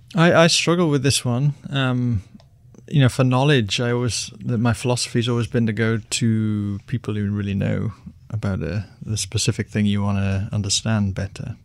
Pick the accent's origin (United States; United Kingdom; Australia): United Kingdom; I'm British